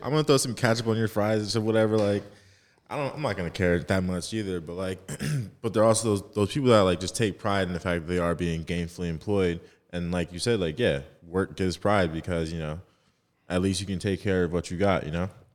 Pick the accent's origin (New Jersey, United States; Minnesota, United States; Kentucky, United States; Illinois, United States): New Jersey, United States; I'm from Jersey, so shout out South Jersey